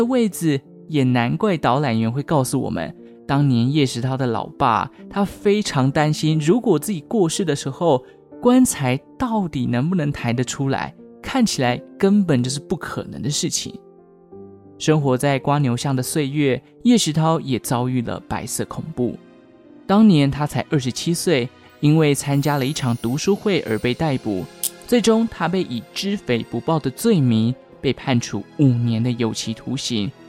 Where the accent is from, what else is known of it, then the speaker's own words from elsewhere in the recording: Taichung, Taiwan; 因为我台中人嘛，就会觉得台中旧城区的氛围很赞，只是都没有好好的规划。